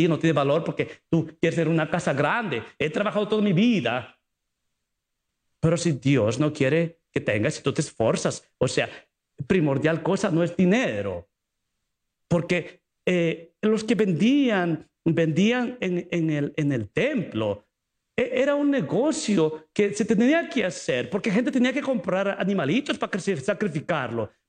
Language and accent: Spanish; Mexico; ¿usted sabe mexicano? Mm, yo soy mexicano.